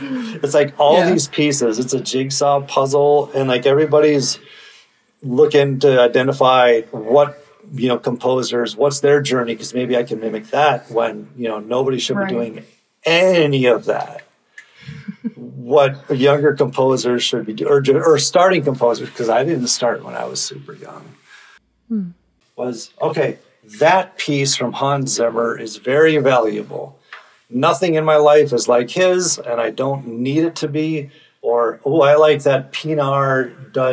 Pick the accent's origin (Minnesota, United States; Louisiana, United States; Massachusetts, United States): Minnesota, United States; I'm from Minnesota.